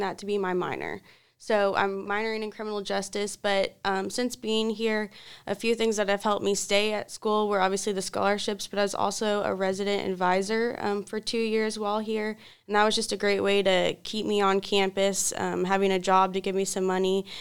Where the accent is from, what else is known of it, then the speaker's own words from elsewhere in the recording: Louisville, Kentucky, United States; now in Richmond, United States; I come from Louisville, Kentucky, not too far away. And I grew up going to Catholic schools all my life, and I went to an all-girls Catholic high school in Louisville.